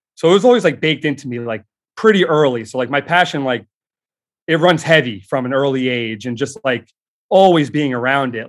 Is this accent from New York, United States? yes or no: yes; Long Island, New York, United States; growing up in New York, uh, on Long Island, uh, particularly